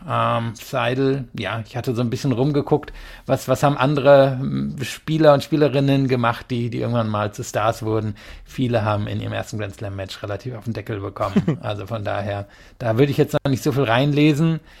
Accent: Rhineland, Germany; ich komme ja eigentlich aus dem Rheinland

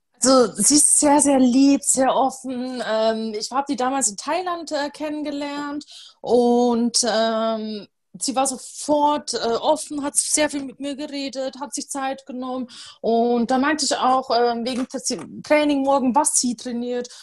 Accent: Upper Palatinate, Bavaria, Germany; moved away as an adult; ich bin in der Oberpfalz geboren und auch äh, zum, ja, komplette Kindheit und ähm, in Bayern verbracht und auch mein Studium.

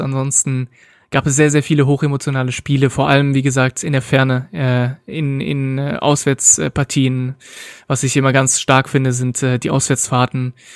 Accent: Berlin, Germany; also born or lived in France; ich bin ursprünglich aus Frankreich, bin aber in Berlin-Reinickendorf aufgewachsen.

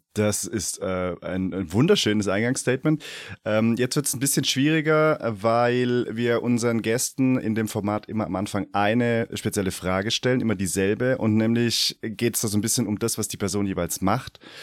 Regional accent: Stuttgart region, Baden-Württemberg, Germany; ich komme auch aus der Region Stuttgart

